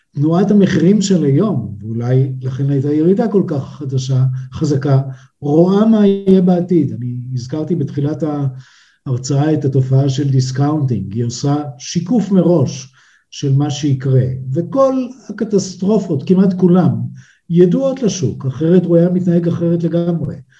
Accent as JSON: {"language": "Hebrew", "country": "Israel", "said": "בינינו כישראלים"}